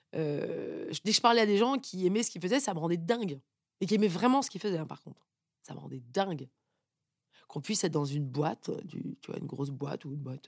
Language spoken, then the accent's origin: French; Paris, Île-de-France, France; also born or lived in United States; je suis née à Paris, dans une famille euh, papa banquier, euh, maman qui travaille pas